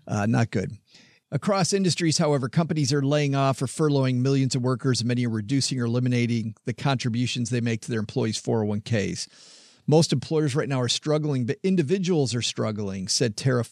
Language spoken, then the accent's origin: English; Southwest Michigan, United States; I'm from Southwest Michigan